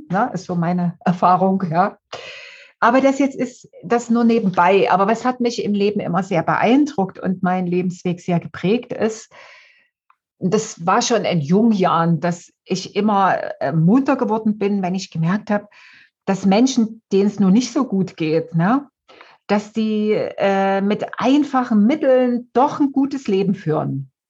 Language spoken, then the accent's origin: German; Dresden, Saxony, Germany; Also ich komme aus Dresden aus dem Elbtal. Ähm, ja, der Elbtal hat so besondere Eigenschaften, aber auf die will ich jetzt gar nicht eingehen. Äh, bin äh, in der DDR aufgewachsen, also habe die ersten 30 Jahre in der DDR gelebt